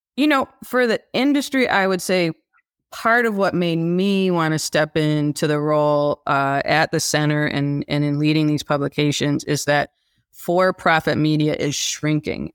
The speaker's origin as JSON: {"language": "English", "town": "Midland", "region": "Michigan", "country": "United States", "tie": "born or raised there", "also_born_or_lived": "California", "lives_now": "Detroit, United States", "said": "I was raised in Midland"}